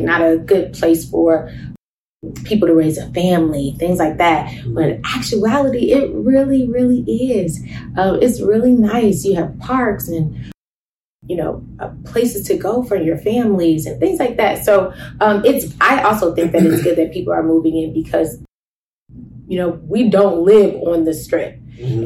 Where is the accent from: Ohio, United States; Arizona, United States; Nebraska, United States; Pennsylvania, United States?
Ohio, United States; Cincinnati; moved away as an adult; now in Las Vegas, United States; we're originally from Cincinnati